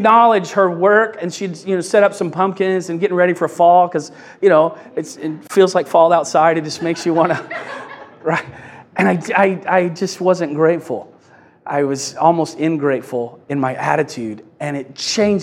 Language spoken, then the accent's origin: English; Kentucky, United States; I'm from Kentucky